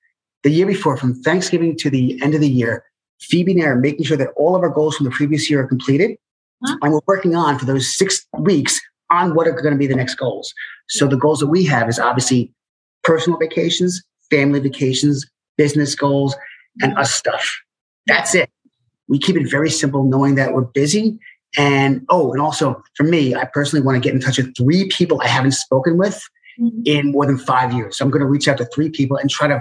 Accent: New York, United States; moved away; I'm from New York

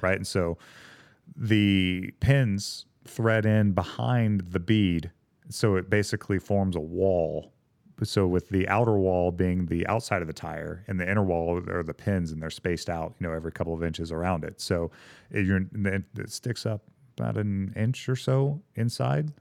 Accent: Douglasville, Georgia, United States; moved away; So I grew up in the South

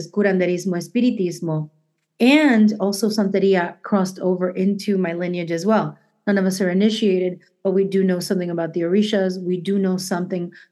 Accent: Peru; also born or lived in Argentina; I was born in Peru, but I didn't even know that I was also part Peruvian because my parents were Argentinian

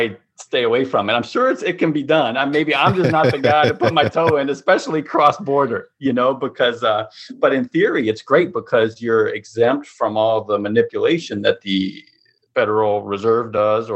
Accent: United States; as an American

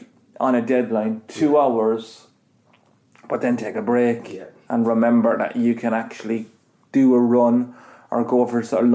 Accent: Cork, Munster, Ireland; also born or lived in Edinburgh; I did Corked, which was kind of about growing up in Knocknaheeny

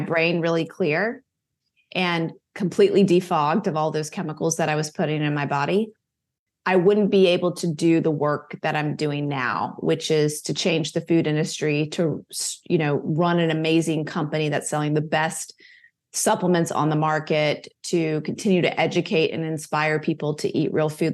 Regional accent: Charlotte, North Carolina, United States; I grew up in Charlotte, North Carolina. I was still living here

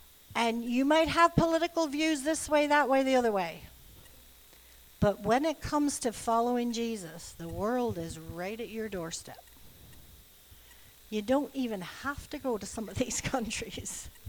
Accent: DR Congo; also born or lived in Ireland; I grew up in Congo, like I said. Then we grew up in Ireland. Then I was growing up in Ireland when we had the music ministry.

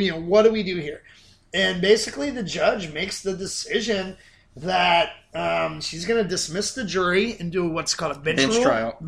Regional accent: Kentucky, United States; I'm from Kentucky

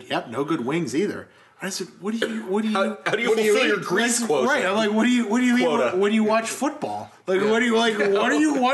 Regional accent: Youngstown, Ohio, United States; we grew up in Youngstown, Ohio

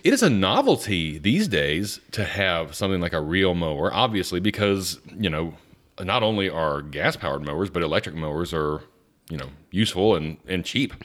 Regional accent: the South, United States; I'm from the South.

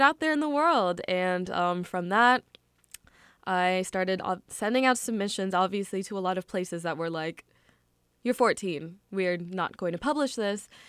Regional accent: United States; I was just born and raised here always.

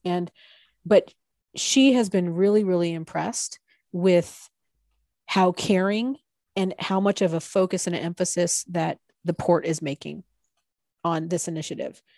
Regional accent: San Diego, California, United States; now in Portland, United States; my wife and I, you know, we're from San Diego originally, and we grew up in totally different areas of San Diego County

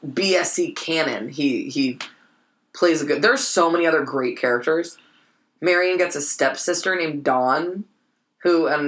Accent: San Francisco, California, United States; growing up in San Francisco

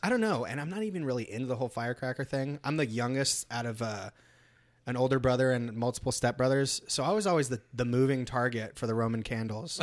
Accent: California, United States; moved away; I'm actually from California

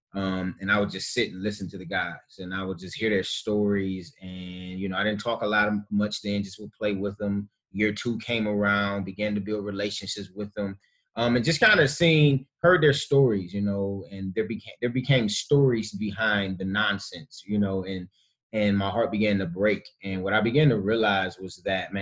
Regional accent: Cleveland, Ohio, United States; born and raised in Cleveland, Ohio.

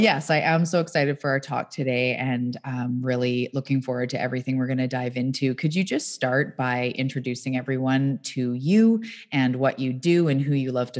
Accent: Canada; we both discovered that we're Canadian and we're even from the same province.

